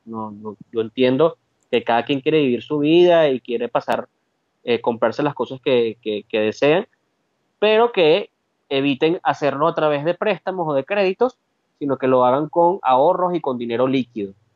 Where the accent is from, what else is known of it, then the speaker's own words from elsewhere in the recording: Caracas, Capital District, Venezuela; moved away as an adult; now in Spain; De Caracas, oriundo de San José Cotiza